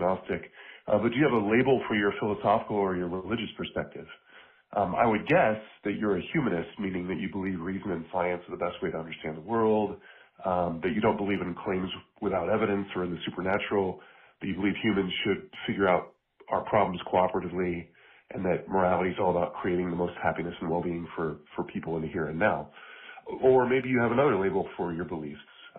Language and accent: English; Des Moines, Iowa, United States; I'm from Des Moines, Iowa.